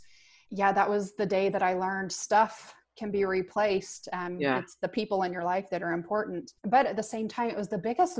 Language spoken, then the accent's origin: English; Moore, Oklahoma, United States; I grew up in Oklahoma. I've seen tornadoes my whole life. And I've lived in Moore the majority of my life